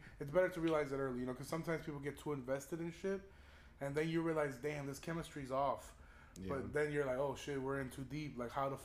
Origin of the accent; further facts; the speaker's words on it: Chicago, Illinois, United States; growing up in Chicago